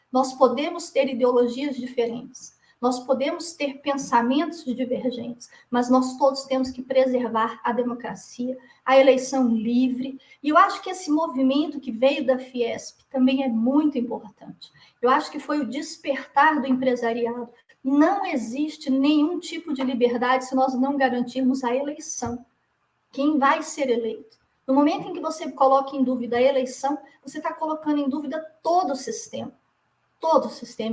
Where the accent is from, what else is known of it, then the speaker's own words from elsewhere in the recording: Brazil; como brasileira